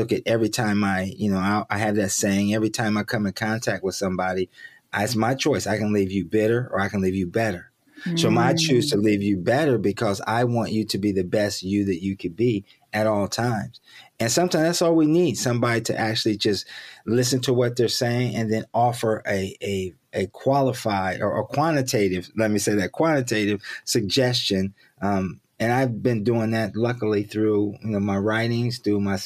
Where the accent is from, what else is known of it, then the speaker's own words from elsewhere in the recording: Columbus, Ohio, United States; moved away; I'm born and raised in Columbus, Ohio